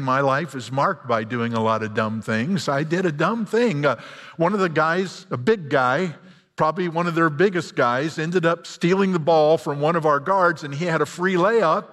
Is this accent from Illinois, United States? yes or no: yes; Illinois, United States; I'm a hick from Illinois.